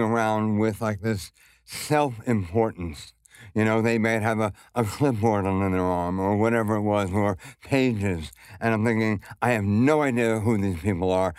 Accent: New York City, New York, United States; growing up in Brooklyn, for me at least, I never had to leave.

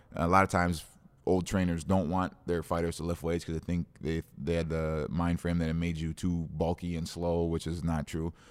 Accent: Osseo, United States; I grew up in Osseo

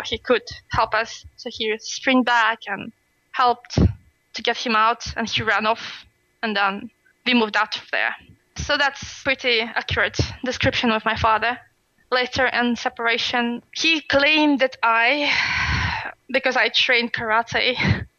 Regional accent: Siberia, Russia; English is a second language; moved away as an adult; now in Sweden; my hometown, because it's in Siberia

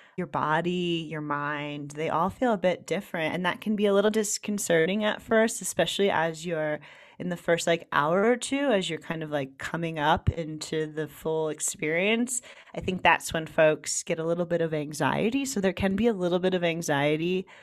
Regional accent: United States; I'm from New York, New Jersey

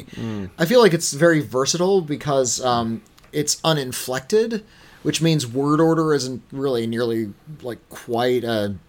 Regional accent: United States; we're English speakers. We're also from America

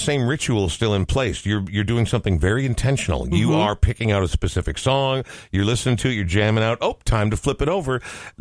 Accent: Minnesota, United States; born or raised there; also born or lived in Oregon

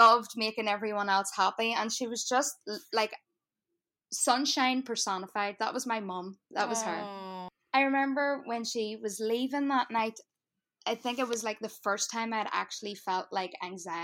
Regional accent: Northern Ireland, United Kingdom; accent: Irish; now in New Jersey, United States; we grew up in Northern Ireland during like the tail end of the Troubles

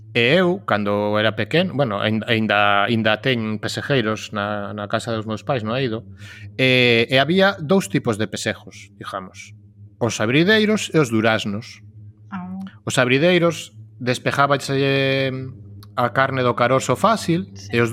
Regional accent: Cangas, Galicia, Spain; moved away; Cangas de onde son eu, que son 25.000

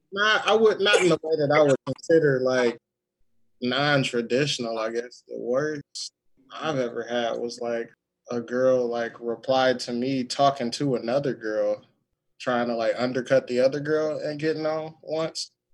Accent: Detroit, Michigan, United States; now in Texas, United States; I'm from Detroit, currently living in Texas

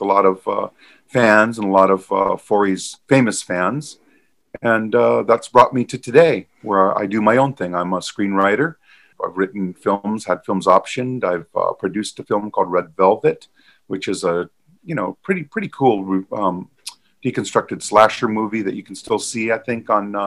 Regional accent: Hawaii, United States; I was born and raised in Hawaii

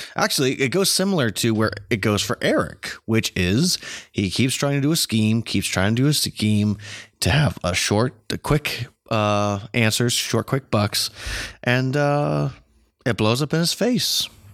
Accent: United States; as an American

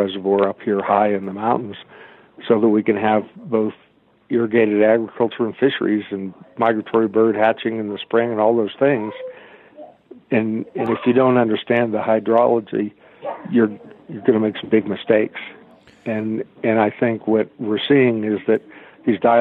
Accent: South Florida, United States; also born or lived in Pittsburgh; now in Colorado-Wyoming border, United States; I was actually raised in South Florida

